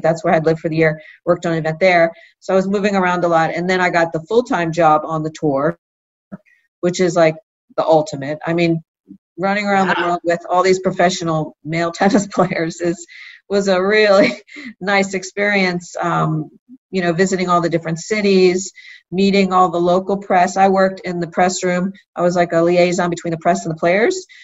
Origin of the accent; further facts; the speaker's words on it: Philadelphia, Pennsylvania, United States; I grew up in Philadelphia